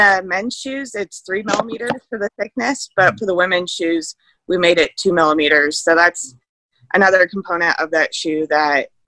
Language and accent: English; Nebraska, United States; I'm from Nebraska